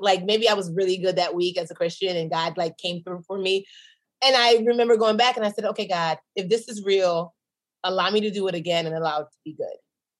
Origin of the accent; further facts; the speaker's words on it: Nigeria; Because in my mind, again, I'm a Nigerian businesswoman.